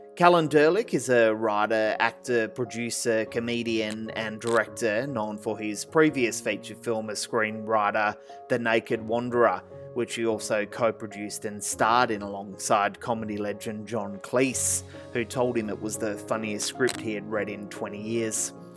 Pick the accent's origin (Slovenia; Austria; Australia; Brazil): Australia; Perth, Western Australia; I'm from Perth. Uh, you know, I've worked in Fremantle for 20 years.